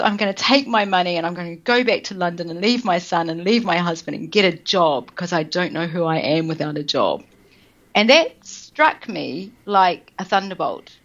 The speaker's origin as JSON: {"language": "English", "country": "New Zealand", "moved": "yes", "said": "I am originally from New Zealand."}